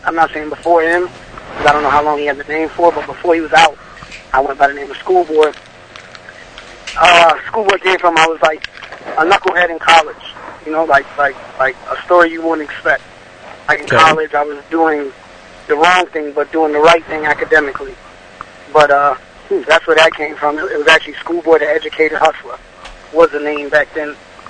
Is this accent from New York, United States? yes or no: yes; New York, United States; I'm actually from New York originally.